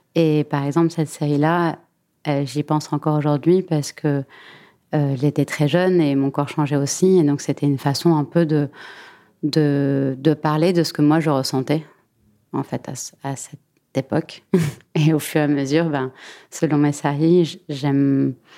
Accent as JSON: {"language": "French", "region": "Buenos Aires", "country": "Argentina", "tie": "born or raised there", "moved": "as an adult", "lives_now": "Paris, France", "said": "J'ai grandi entre Paris et Buenos Aires. Je suis née à Paris et je suis partie à Buenos Aires quand j'avais 10 ans."}